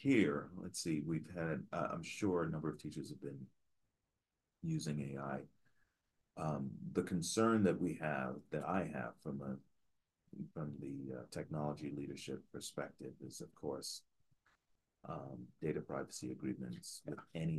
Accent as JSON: {"language": "English", "town": "New York City", "region": "New York", "country": "United States", "tie": "born or raised there", "moved": "yes", "lives_now": "Denver, United States", "said": "growing up in Queens, New York."}